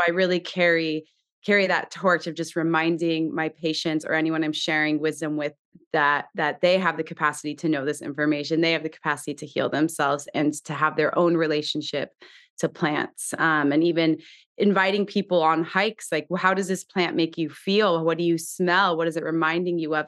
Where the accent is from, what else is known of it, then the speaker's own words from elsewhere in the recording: Southern California, United States; I grew up in Southern California, the daughter